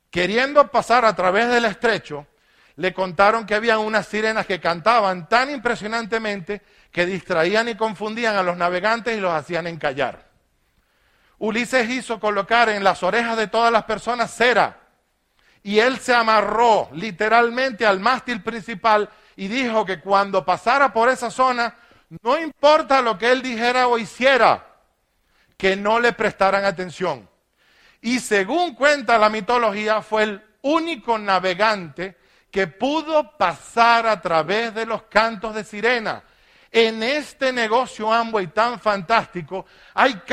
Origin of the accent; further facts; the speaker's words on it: Maracaibo, Zulia, Venezuela; born there; Nilo es un zafiro profesor de la Universidad de Maracaibo, la ciudad donde yo nací